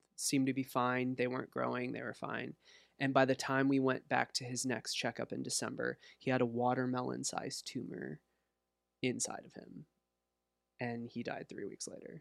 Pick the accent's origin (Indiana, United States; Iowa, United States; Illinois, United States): Iowa, United States; Walcott; also born or lived in Los Angeles, California / Bettendorf, Iowa; now in Davenport, United States; I grew up in Walcott, went to high school in Davenport